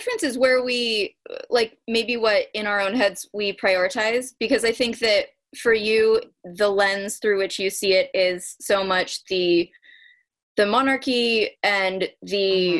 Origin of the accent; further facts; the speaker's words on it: Ireland; ironically, because I'm the Irish one.